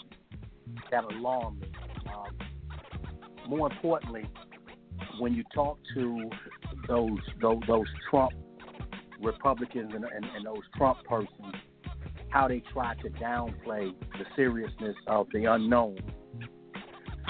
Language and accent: English; United States